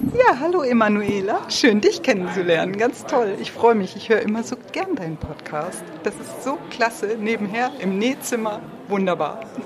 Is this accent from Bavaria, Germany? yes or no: no; Lüneburg Heath, Lower Saxony, Germany; Wir kommen ja auch aus dem Norden, aus der Lüneburger Heide